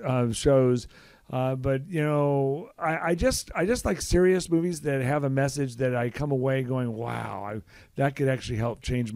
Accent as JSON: {"language": "English", "town": "Los Angeles", "region": "California", "country": "United States", "tie": "born or raised there", "moved": "yes", "lives_now": "Kansas City, United States", "said": "I grew up in Los Angeles."}